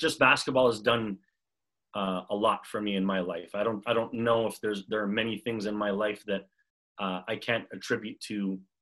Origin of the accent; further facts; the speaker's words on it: Montreal, Quebec, Canada; moved away as an adult; also born or lived in Massachusetts; now in Los Angeles, United States; I grew up in Montreal